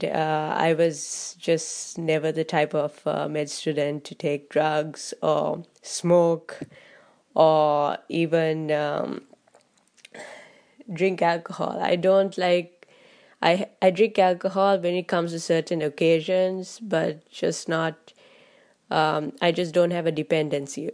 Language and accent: English; Sri Lanka; I come from Sri Lanka